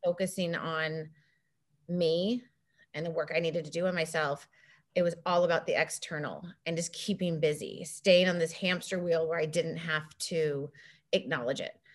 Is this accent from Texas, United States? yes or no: no; Laguna Beach, California, United States; I grew up in Laguna Beach